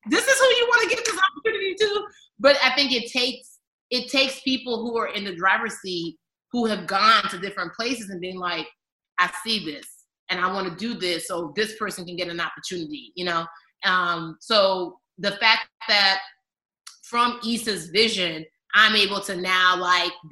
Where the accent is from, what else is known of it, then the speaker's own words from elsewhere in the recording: Nigeria; I'm a Nigerian. There's a baby on my back and a pail of water on my head right now.